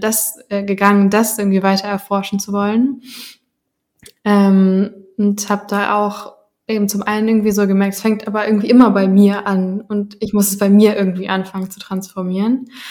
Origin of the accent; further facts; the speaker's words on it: Germany; bei meiner ganz eigenen Identität irgendwie und Geschichte so als Deutsche